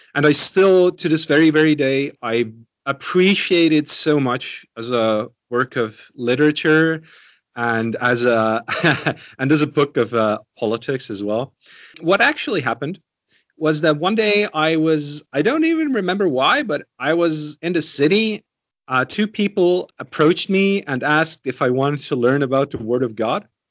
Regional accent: Estonia; growing up in Estonia

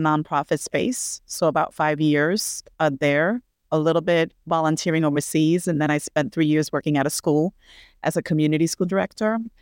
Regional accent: New York City, New York, United States; I'm a New Yorkian, born and raised in Brooklyn, New York, which is where I am right now

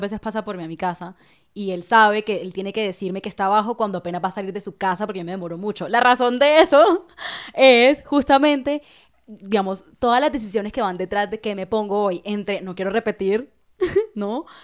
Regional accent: La Guajira, Colombia; yo soy de la Guajira, digamos, no es una región cualquiera, no es la Guajira, esta región como no, empobrecida, muy indígena, y a pesar de que yo crecí ahí

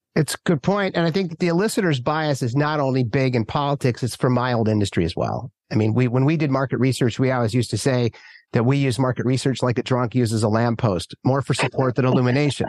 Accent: Minnesota, United States; also born or lived in Manhattan / rural California; now in San Francisco, United States; where I grew up in Minnesota and all my friends back there

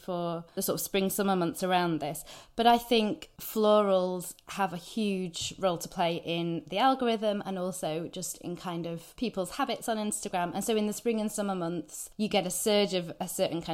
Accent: United Kingdom

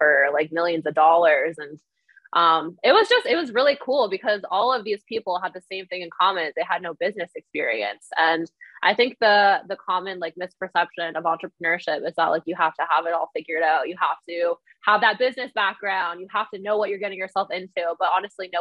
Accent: Ontario, Canada; I'm from Ontario, Canada

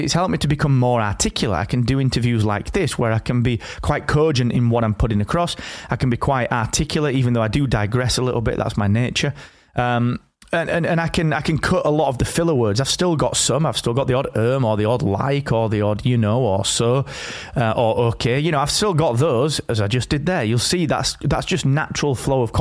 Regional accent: the north of England, United Kingdom; here in my hometown up in the north of England

